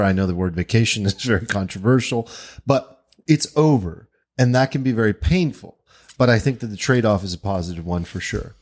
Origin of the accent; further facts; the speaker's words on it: United States; as an American